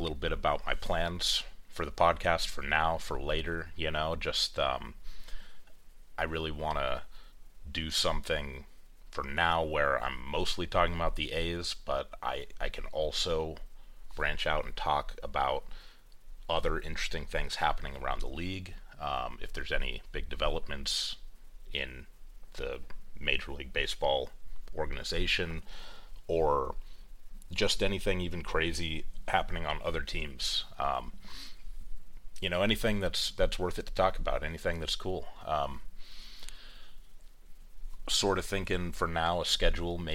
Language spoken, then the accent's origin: English; East Bay, California, United States; I grew up in the East Bay. I lived there for almost all of my life, about 10 to 15 minutes away from